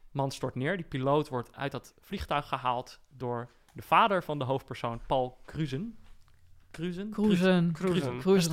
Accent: Borne, Overijssel, Netherlands; ik kom uit Borne

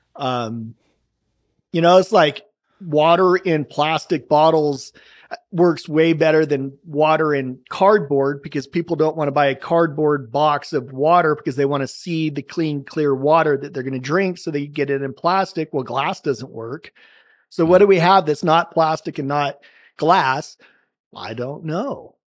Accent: Salem, Oregon, United States; I grew up in Salem, Oregon

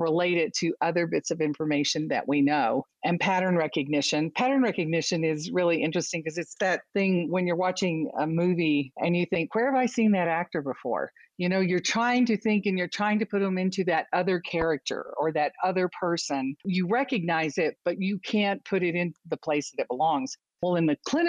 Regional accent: United States; accent: American; now in Austin, Texas, United States; from this accent, I'm American and I live in Texas, which is a different accent as well

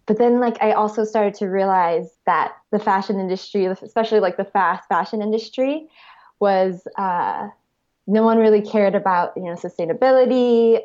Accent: Honolulu, Hawaii, United States; moved away as an adult; also born or lived in Arizona / Santa Monica, California; now in Los Angeles, United States; I grew up in Hawaii and, uh, went to college at Arizona State University

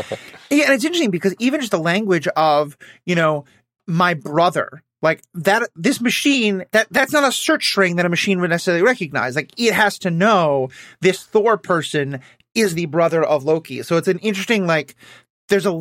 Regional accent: New York City, New York, United States; I'm from New York City.

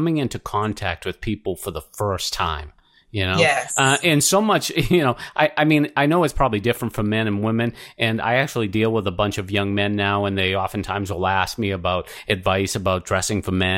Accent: Boston, Massachusetts, United States; accent: Boston; my Boston accent

